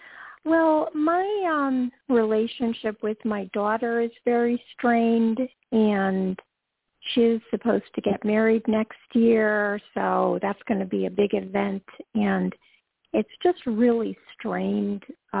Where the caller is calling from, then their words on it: Georgia, United States; from Georgia.